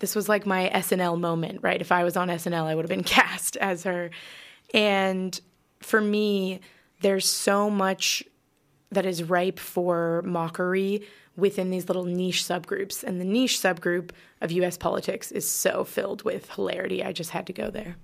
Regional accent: California, United States; accent: American; moved away as an adult; also born or lived in Chicago / New York; now in Melbourne, Australia; I grew up in California

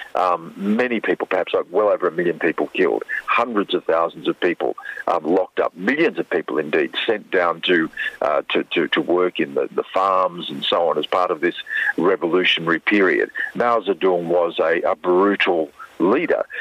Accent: Australia; also born or lived in Hong Kong / Beijing; being an Australian, let alone an Indigenous Australian

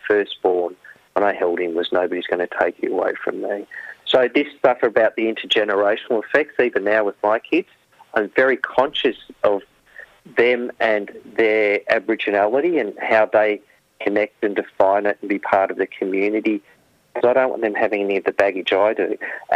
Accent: Yarrawonga, Victoria, Australia; also born or lived in Shepparton; I grew up in Yarrawonga, small country town

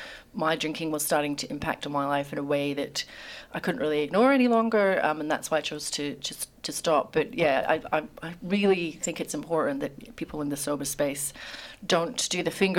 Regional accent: Scotland, United Kingdom; now in Australia; I grew up in Scotland

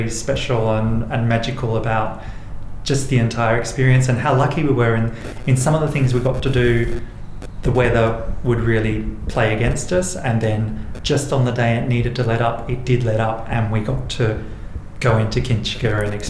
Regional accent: Port Augusta, South Australia, Australia; also born or lived in Murray Bridge, South Australia; now in Adelaide, Australia; I grew up in Murray and Port Augusta in South Australia, and I currently live in Adelaide on Kaurna country

